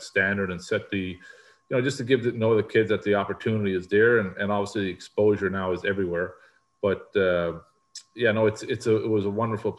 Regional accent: Newfoundland and Labrador, Canada; I grew up in Newfoundland, which is an island

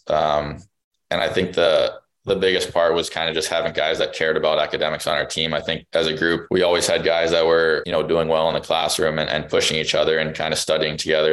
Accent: New Jersey, United States; I was born in New Jersey.

